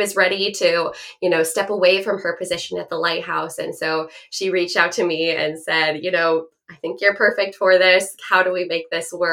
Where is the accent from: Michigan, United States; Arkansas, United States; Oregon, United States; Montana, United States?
Oregon, United States; Bend; moved away as an adult; now in Fort Bragg, United States; I grew up in Bend, Oregon. That's where I lived all my life.